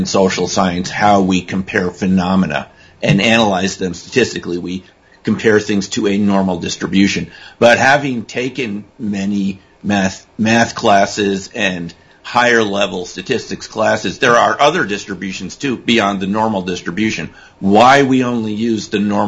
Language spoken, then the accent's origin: English; East Coast, United States; also born or lived in Connecticut / Massachusetts; I'm from the East Coast, like you guys are from. I mean, I went to East Coast high schools, East Coast colleges, Connecticut, Massachusetts